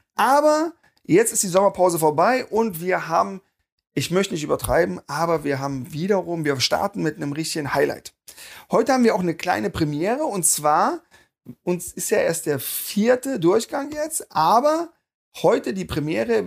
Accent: near Wernigerode, Saxony-Anhalt, Germany; also born or lived in Wolfsburg; now in Berlin, Germany; Ich komme nicht aus der Nähe von Wernigerode

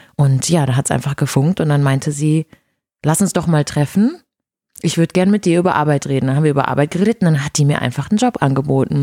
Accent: Brazil; first language Portuguese; German is a second language; now in Germany; Portugiesisch ist meine Muttersprache

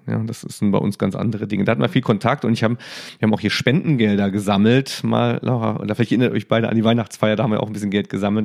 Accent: Saarland, Germany; als Saarländer

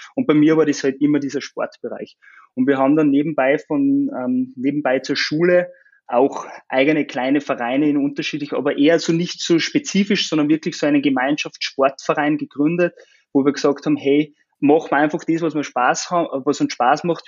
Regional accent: Austria; now in Linz, Austria; komme aber ursprünglich aus dem Salzkammergut, aus dem ländlichen Gebiet

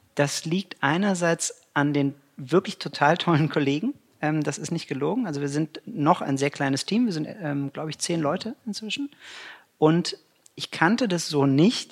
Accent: Cologne, North Rhine-Westphalia, Germany; ich bin Kölner von Herzen und äh, pendel halt immer nach Düsseldorf

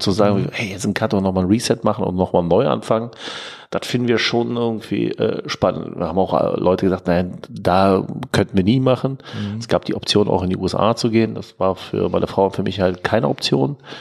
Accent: Germany; als Deutscher

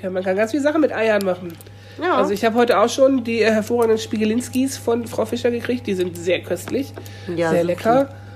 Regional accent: Lower Saxony, Germany; ich komme ja nicht von hier. Ich bin ja Niedersachse. Ich bin hier eine Person mit Migrationshintergrund.

